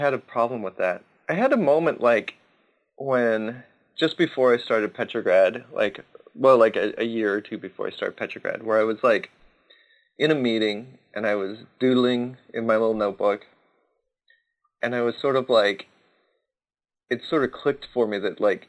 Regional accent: Southern California, United States; moved away as an adult; also born or lived in San Diego; now in Oregon, United States; I grew up in Southern California

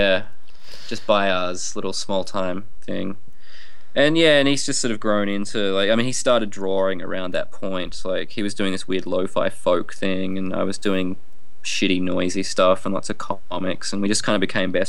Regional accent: Tasmania, Australia; I grew up in Tasmania

